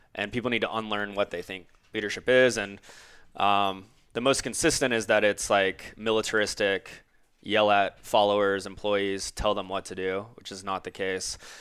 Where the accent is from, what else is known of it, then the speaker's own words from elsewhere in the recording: Orlando, Florida, United States; growing up in Orlando